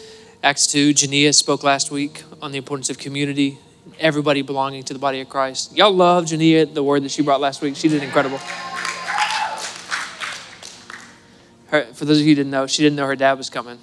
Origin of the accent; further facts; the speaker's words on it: Cabot, Arkansas, United States; I'm from Cabot. It's part of my testimony